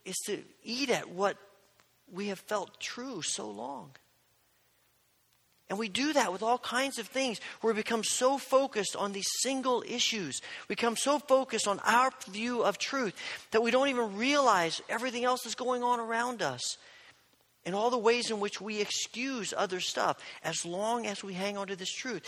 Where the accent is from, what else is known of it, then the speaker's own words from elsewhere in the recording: Indiana, United States; growing up in Indiana, as an Indiana basketball fan